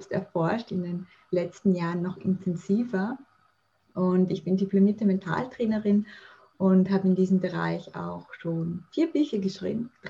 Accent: Vienna, Austria; Ja, ich komme erstmal aus Österreich. Ich wohne und lebe in Wien. Ich bin 36 Jahre alt

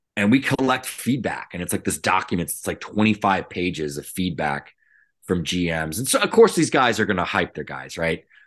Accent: right outside the Cape Cod League, Massachusetts, United States; I grew up right outside the Cape Cod League

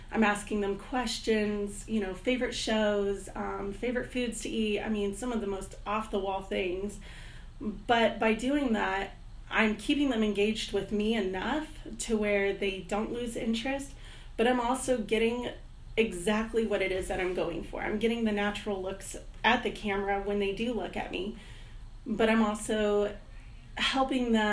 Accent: Heidelberg, Baden-Württemberg, Germany; also born or lived in Fort Campbell, United States / Stuttgart; Um, I was born in Fort Campbell, Kentucky, and I was raised in Germany.

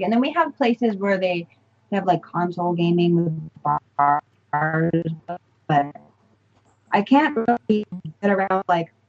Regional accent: Canada; I'm Canadian

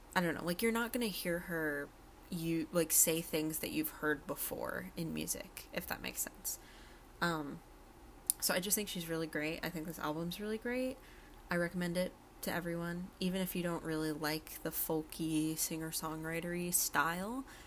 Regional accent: Berkshire County, Western Massachusetts, United States; I'm from Western Mass, Berkshire County area

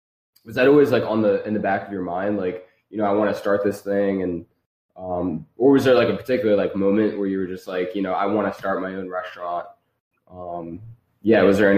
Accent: New Jersey, United States; moved away as an adult; now in Philadelphia, United States; I grew up in South Jersey most of my life

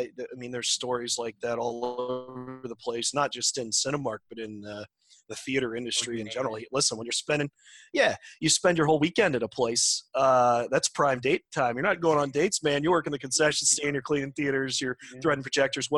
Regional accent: Massillon, Ohio, United States; I grew up in Ohio, in Jackson Township, which is in Massillon, which is right by Canton, North Canton area

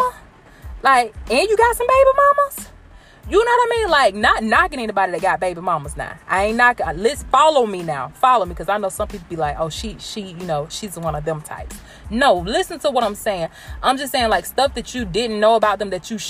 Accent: Blakely, Georgia, United States; Y'all know I'm from Georgia. I rep Georgia, Blakely, Georgia, to be exact. Early County

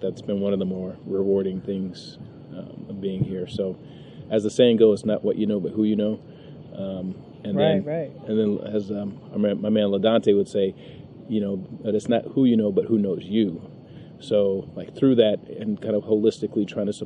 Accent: San Francisco, California, United States; also born or lived in Santa Barbara; I'm originally from San Francisco, and I, you know, in hindsight, I'm happy to have been born and raised in that community

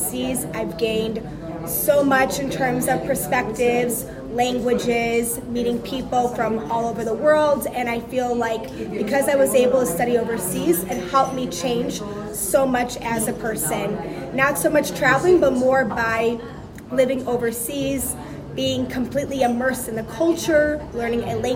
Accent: Chicago, Illinois, United States; moved away as an adult; also born or lived in Madrid, Spain / Mexico City, Mexico; I was born in Chicago, but I grew up going to Poland every single summer because my family's from Poland, and in my house we spoke Polish and English.

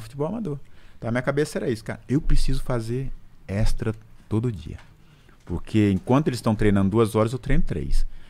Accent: Lagoa da Prata, Minas Gerais, Brazil; moved away; also born or lived in Belo Horizonte; Eu sou de uma cidade de Minas chamada Lagoa da Prata

